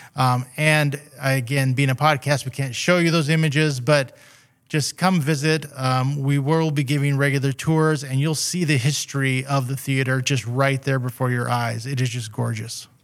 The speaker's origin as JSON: {"language": "English", "town": "Redding", "region": "California", "country": "United States", "tie": "born or raised there", "also_born_or_lived": "Weaverville / Seattle", "said": "was born here in Reading, uh, back in, uh, nineteen sixty-six. And, uh, have always lived either in Reading or around Reading area my whole life"}